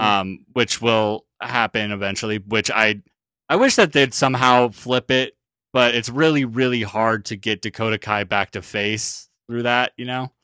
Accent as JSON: {"language": "English", "country": "New Zealand", "said": "now I'm actually from New Zealand"}